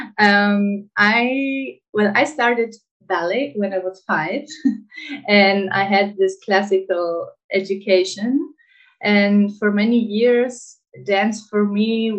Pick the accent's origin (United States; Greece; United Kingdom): Greece; I grew up in Greece, and in Greece, traditional dances are a big thing